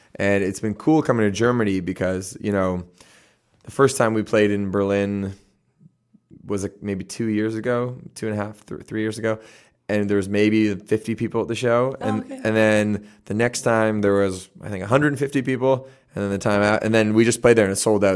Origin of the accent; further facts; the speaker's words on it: Canada; we're from Canada and we've been touring there a lot longer